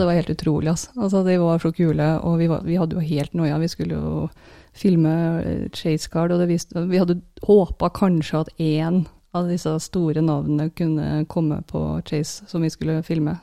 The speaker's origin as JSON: {"language": "Norwegian", "country": "Norway"}